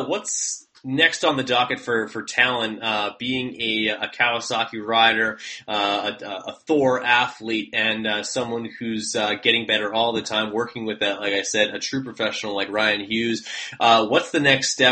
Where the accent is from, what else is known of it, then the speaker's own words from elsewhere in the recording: Canada; I am from Canada